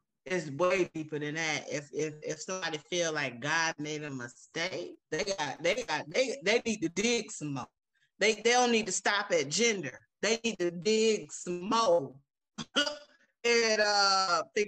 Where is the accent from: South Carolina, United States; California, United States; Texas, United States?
South Carolina, United States; also born or lived in Fort Myers, Florida; I grew up in the Bible Belt. I grew up in South Carolina